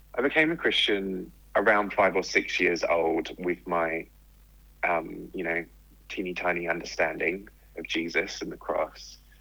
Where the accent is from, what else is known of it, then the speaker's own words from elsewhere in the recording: England, United Kingdom; moved away as an adult; also born or lived in Australia; I grew up in England yeah. and was just outside of London